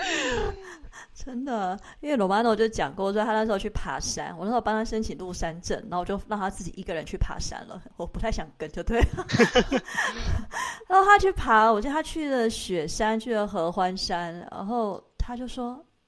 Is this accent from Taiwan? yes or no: yes; Taiwan; now in Switzerland; 我就告诉他我是台湾来的